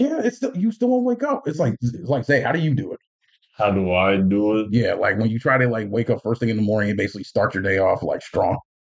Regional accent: Union, United States; in my hometown in union as like a student aid paraprofessional

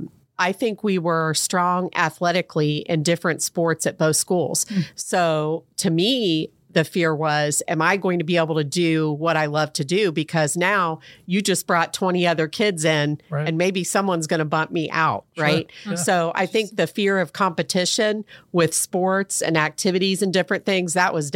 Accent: Fairborn, Ohio, United States; So I grew up in Fairborn on Fairway Drive, and my dad was in the Air Force

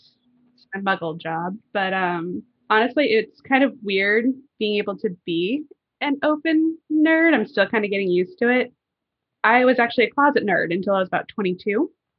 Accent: Southern California, United States; moved away as an adult; growing up in Southern California

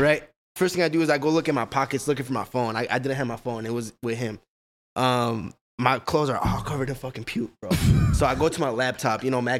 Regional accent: Fridley, Minnesota, United States; also born or lived in Kansas / River Falls, Wisconsin; So, basically I lived in, Fridley my whole life.

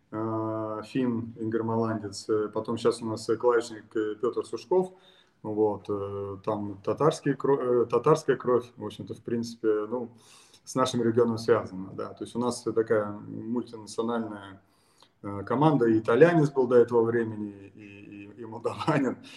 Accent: Estonia; Родился я в Эстонии

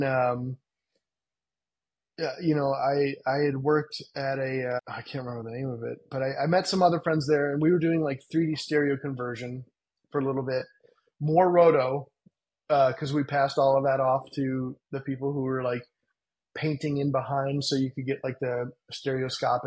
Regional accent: Cleveland, Ohio, United States; moved away as an adult; now in Los Angeles, United States; I grew up with in Cleveland

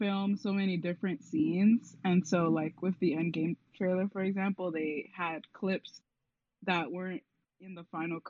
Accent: New York City, New York, United States; born or raised there

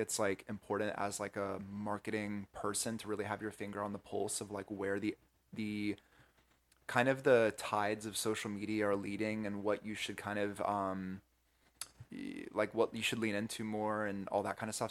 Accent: North Carolina, United States; moved away as an adult; now in California, United States; I'm from the Southeast originally in North Carolina

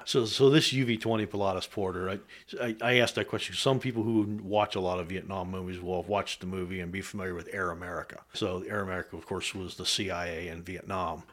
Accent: west of Carlisle, South Central Pennsylvania, United States; also born or lived in Germany; I was raised in South Central Pennsylvania, uh, a little bit west of Carlisle

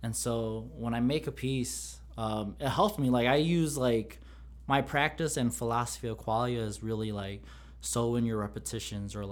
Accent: Illinois, United States; born and raised in Illinois

